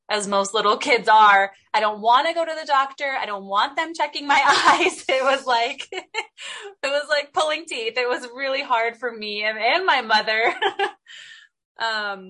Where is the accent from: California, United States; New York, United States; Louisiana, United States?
California, United States; San Diego; growing up in Southern California, San Diego was amazing.